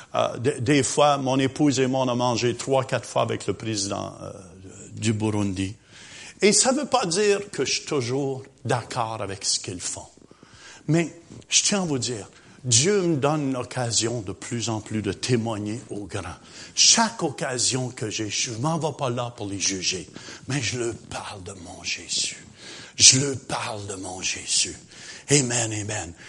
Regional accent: Quebec, Canada

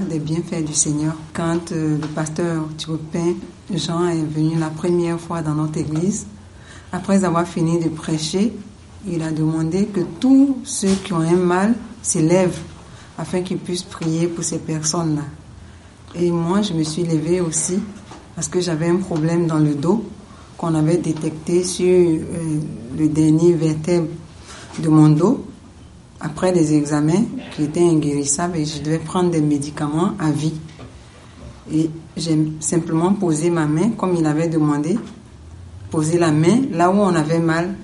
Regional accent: Côte d’Ivoire; je suis originaire de la Côte d'Ivoire

